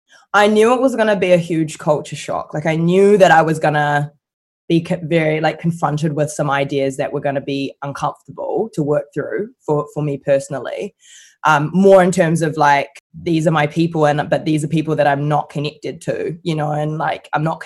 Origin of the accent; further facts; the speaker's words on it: New Zealand; growing up in New Zealand where I felt very black a lot of the time.